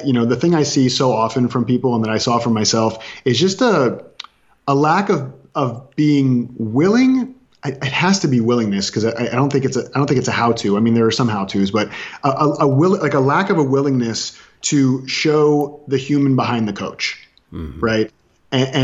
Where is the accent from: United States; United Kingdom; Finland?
United States; Orlando, Florida; I was raised in Florida